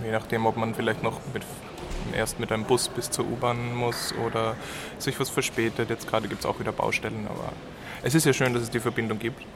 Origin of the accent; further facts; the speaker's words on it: Graz, Styria, Austria; moved away as an adult; now in Munich, Germany; ich bin eigentlich aus Österreich, aus Graz